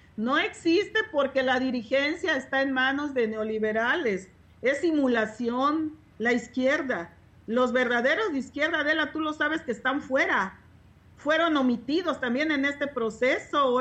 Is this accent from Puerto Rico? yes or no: no; Chiapas, Mexico; soy de mi distrito de raíces indígenas, porque lo puedo comprobar y soy chiapaneca